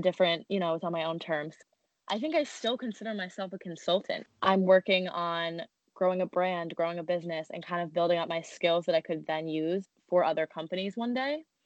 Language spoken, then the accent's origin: English; New Jersey, United States; moved away as an adult; now in New York City, United States; we grew up in Jersey